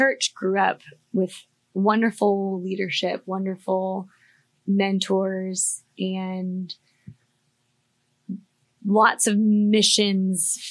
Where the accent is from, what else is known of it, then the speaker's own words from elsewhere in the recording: Fort Lauderdale, Florida, United States; moved away as an adult; also born or lived in Eastern Europe; I grew up in Fort Lauderdale at a really awesome, thriving church in downtown Fort Lauderdale